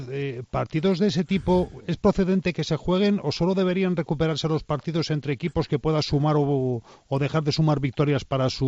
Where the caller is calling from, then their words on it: Valladolid, Castile and León, Spain; de Valladolid.